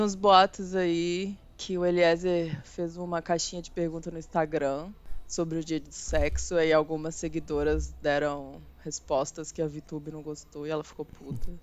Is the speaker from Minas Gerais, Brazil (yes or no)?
yes; Belo Horizonte, Minas Gerais, Brazil; eu sou de Belo Horizonte